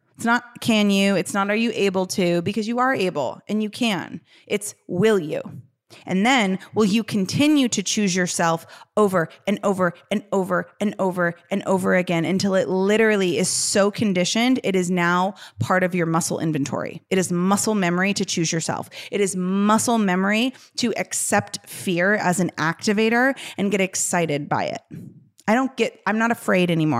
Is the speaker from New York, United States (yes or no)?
no; Chicago, Illinois, United States; I'm from Chicago.